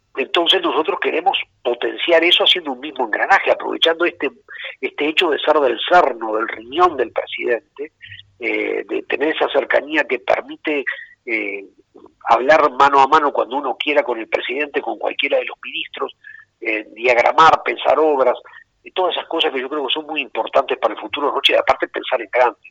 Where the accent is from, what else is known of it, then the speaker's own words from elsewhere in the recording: Rocha, Uruguay; Rocha es, el lugar de mis desvelo, es mi tierra, es el lugar donde tengo mis arraigos